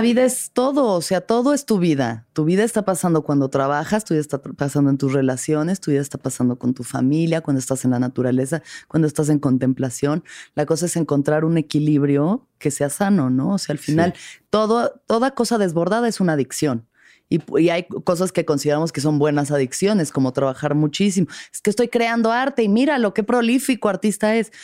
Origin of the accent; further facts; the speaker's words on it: Mexico City, Mexico; Yo que soy de la Ciudad de México